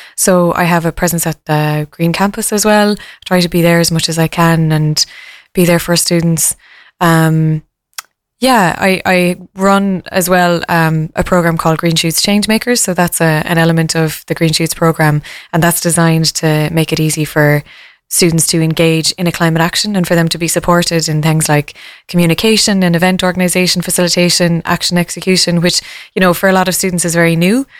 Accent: Killarney, Munster, Ireland; I come from Killarney in County Kerry

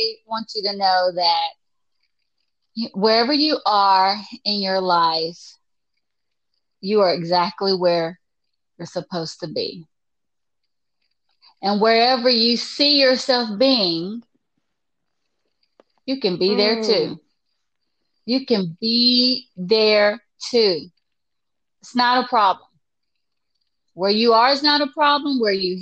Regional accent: the South, United States; I'm from the South, so I'm a little country girl

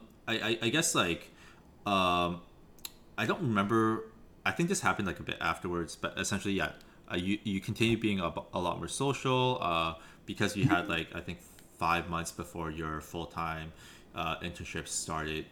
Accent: Vancouver, British Columbia, Canada; growing up in Vancouver

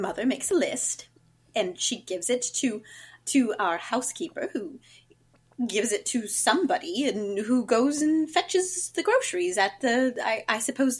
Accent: Virginia, United States; As I mentioned, I'm from Virginia.

